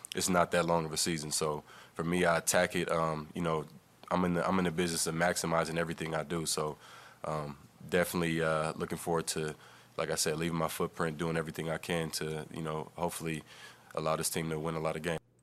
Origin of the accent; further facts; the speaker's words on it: East Palo Alto, California, United States; I grew up in East Palo Alto